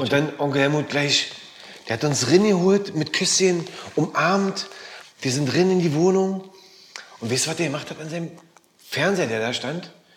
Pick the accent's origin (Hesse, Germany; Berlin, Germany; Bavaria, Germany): Berlin, Germany; Biseestraße, Weißensee.